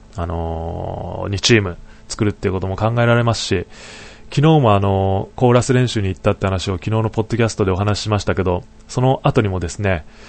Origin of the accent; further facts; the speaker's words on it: Niigata, Japan; now in Tokyo, Japan; 地元の新潟とか今いる東京